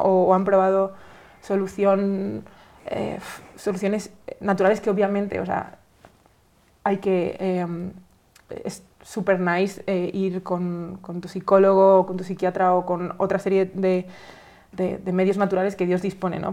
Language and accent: Spanish; Spain; yo soy española, ¿no? Eh, de, de, de, España es un país tradicionalmente católico